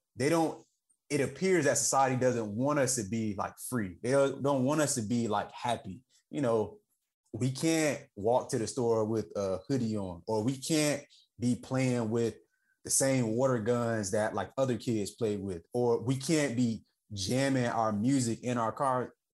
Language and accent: English; the South, United States; I'm just from the South